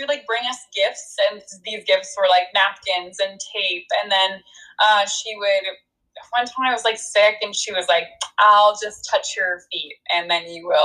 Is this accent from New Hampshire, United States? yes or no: yes; New Hampshire, United States; born or raised there; also born or lived in New York